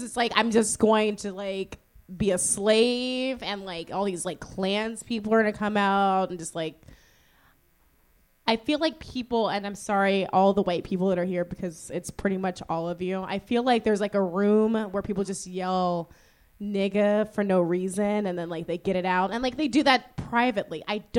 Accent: Virginia, United States; I am from Virginia

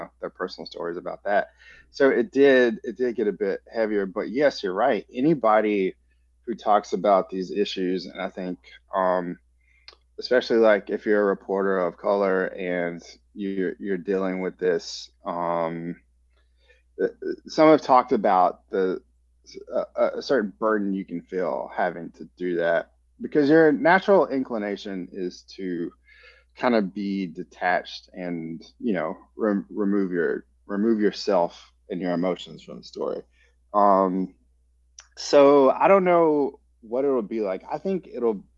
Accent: Georgia, United States; moved away; I'm also originally from Georgia

